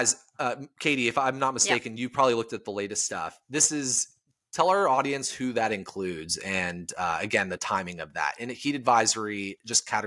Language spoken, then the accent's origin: English; Palm Springs, California, United States; now in Portland, United States; my hometown is Palm Springs